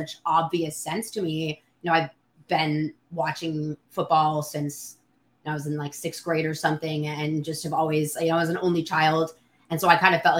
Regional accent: Bay Area, California, United States; now in New Orleans, United States; I'm from the Bay Area

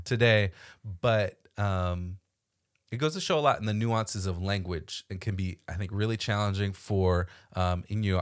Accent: Florida, United States; moved away as an adult; now in Washington, D.C. area, United States; my whole education up till grad school happened in Florida

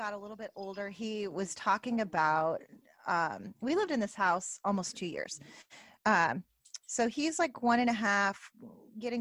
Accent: Northern California, United States; I'm from California, and my parents had some property, different homes in my hometown. And I'm from Northern California

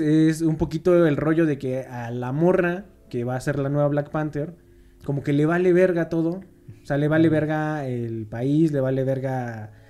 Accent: Mexico; somos mexicanos

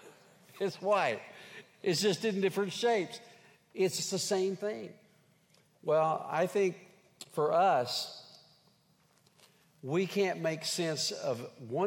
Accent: Henrietta, Oklahoma, United States; moved away; I grew up in Henrietta, Oklahoma, home of the Fighting Hens.

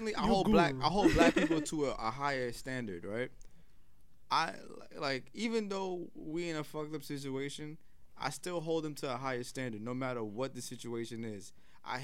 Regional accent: New York City, New York, United States; I grew up in Brownsville

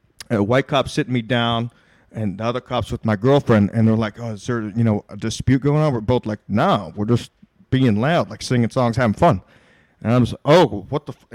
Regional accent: the South, United States; I'm from the South

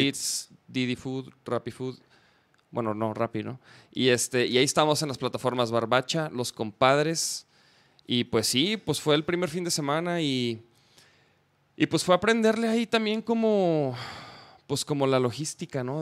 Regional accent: Chihuahua, Mexico; moved away; yo soy de Chihuahua, Chihuahua

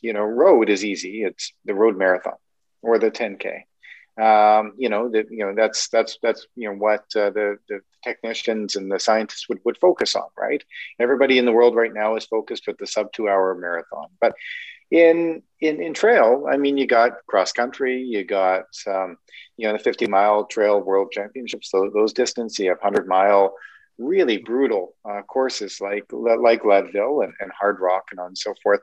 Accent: Canada; I'm Canadian

